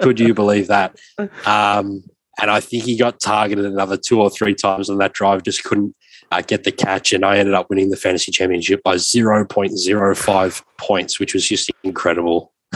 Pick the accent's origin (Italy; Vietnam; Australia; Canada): Australia; as a younger fan growing up in Australia